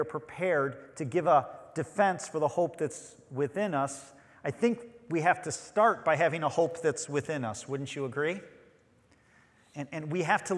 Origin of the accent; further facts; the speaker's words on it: Chicago, Illinois, United States; also born or lived in Western Michigan; now in Grand Haven, United States; I'm from Chicago